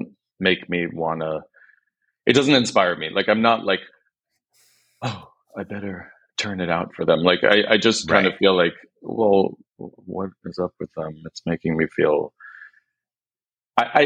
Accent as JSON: {"language": "English", "town": "Grosse Pointe", "region": "Michigan", "country": "United States", "tie": "born or raised there", "also_born_or_lived": "Detroit, United States", "moved": "yes", "said": "I'm from Detroit. I'm from Detroit and I'm Greek, and my parents were both Greek, and we moved into a town called Grosse Pointe"}